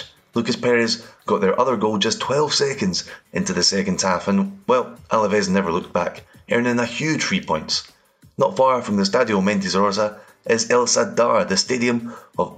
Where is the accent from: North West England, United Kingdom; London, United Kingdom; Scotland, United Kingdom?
Scotland, United Kingdom; accent: Scottish; As you'll know from my accent, I am Scottish